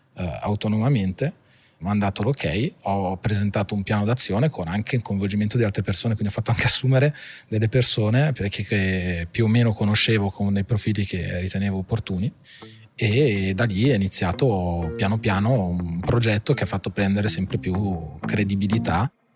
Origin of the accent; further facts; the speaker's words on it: Monza, Lombardy, Italy; also born or lived in Milan / Paris / Argentina; io sono nato a Milano alla fine ho sempre vissuto a Monza